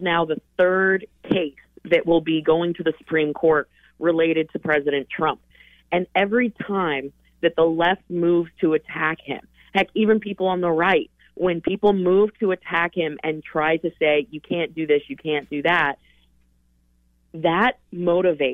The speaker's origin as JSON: {"language": "English", "region": "Colorado", "country": "United States", "tie": "born or raised there", "moved": "yes", "said": "my home state. That's where I was born and raised"}